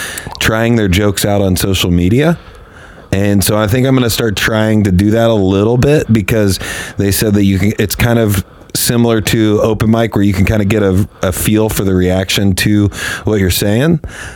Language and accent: English; near Indianapolis, United States; moved away; it's kind of east of Indianapolis, kind of not close per se to where I grew up